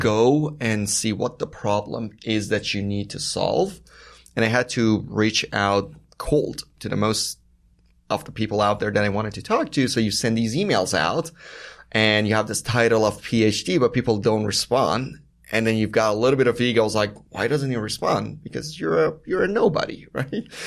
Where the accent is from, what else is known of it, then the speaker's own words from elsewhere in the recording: Iran; moved away; I was born and raised in Iran